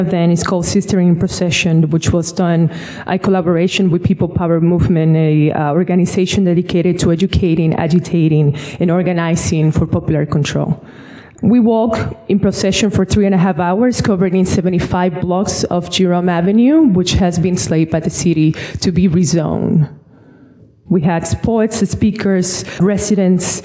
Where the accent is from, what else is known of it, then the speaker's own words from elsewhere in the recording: Dominican Republic; also born or lived in Bronx, New York; now in New York, United States; growing up in the Dominican Republic